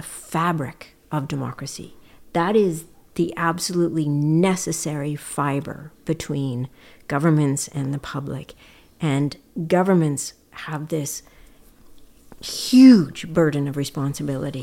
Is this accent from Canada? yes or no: yes; Edmonton, Alberta, Canada; now in British Columbia, Canada; as a Canadian child growing up in Edmonton